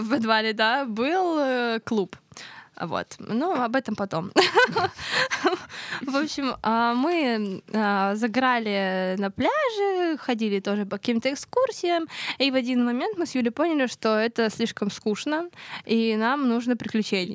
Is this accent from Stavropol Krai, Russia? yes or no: yes; Pyatigorsk, Stavropol Krai, Russia; Я с Кавказа. А, я Северного Кавказа, с города Пятигорск